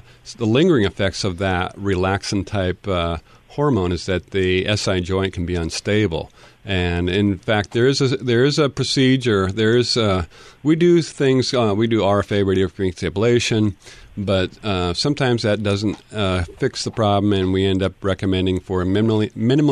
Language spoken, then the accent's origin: English; Tacoma, Washington, United States; I grew up in Tacoma, so I have I place my heart for Pierce County